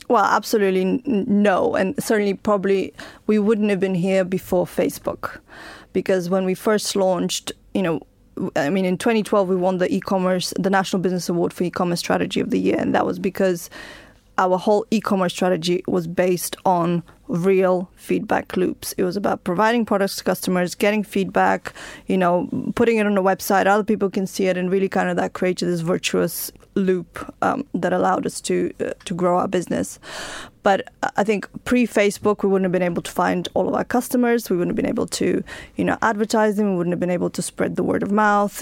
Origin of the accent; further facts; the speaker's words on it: Bulgaria; now in United Kingdom; I was born in Bulgaria, I came to live in the United Kingdom